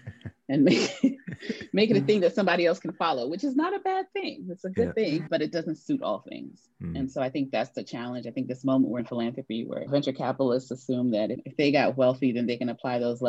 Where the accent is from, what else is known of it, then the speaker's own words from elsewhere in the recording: Prince George's County, DC area, Maryland, United States; also born or lived in New York; I grew up in a community of immigrants from Sierra Leone in the DC area